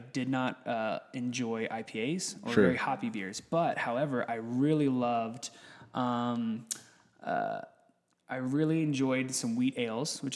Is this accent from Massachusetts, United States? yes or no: no; Texas, United States; born or raised there; moved away as an adult; also born or lived in Orlando, Florida; now in Colorado, United States